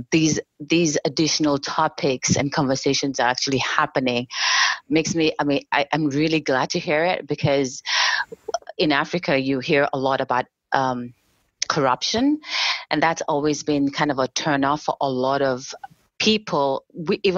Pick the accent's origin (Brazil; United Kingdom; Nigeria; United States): Nigeria; I'm originally from Nigeria